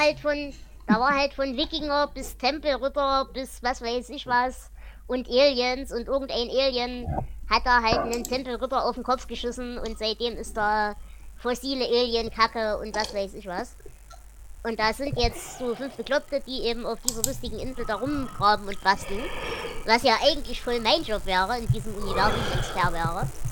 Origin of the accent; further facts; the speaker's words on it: Erzgebirge, Saxony, Germany; komme ich aus dem Erzgebirge.